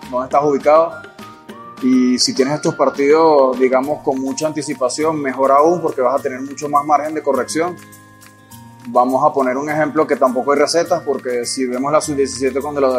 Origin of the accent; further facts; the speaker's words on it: Venezuela; Yo soy venezolano, hago parte de, de lo que es eh, las raíces de este país.